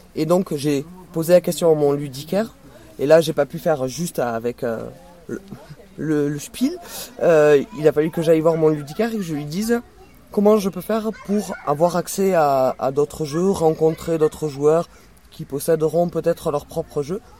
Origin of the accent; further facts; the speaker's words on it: Toulouse, Occitania, France; accent: accent chantant; je n'ai pas d'accent chantant, je viens de Toulouse.